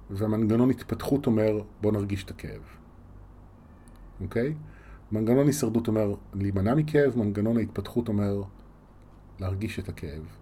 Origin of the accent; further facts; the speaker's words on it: Yavne, Central District, Israel; also born or lived in Rishon LeZion; now in Tel Aviv, Israel; נולדתי בראשון וגדלתי ביבנה רוב חיי, עד שעזבתי לתל אביב